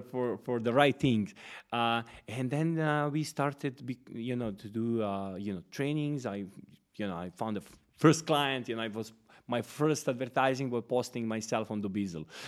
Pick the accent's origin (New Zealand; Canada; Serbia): Serbia; Smederevska Palanka, Podunavlje District; moved away as an adult; now in Dubai, United Arab Emirates; I'm coming from Serbia, uh, from one, uh, small city, Smederevska Palanka, actually one village next to it. It's called Vodice